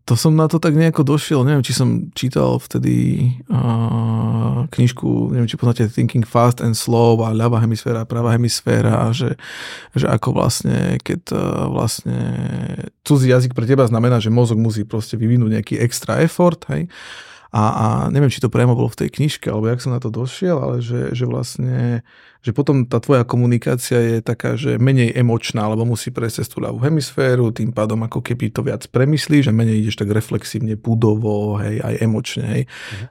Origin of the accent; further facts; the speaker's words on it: Prešov, Prešov Region, Slovakia; now in Bratislava, Slovakia; ja som pôvodom Zabranovec z Prešove, hej, takže východné Slovensko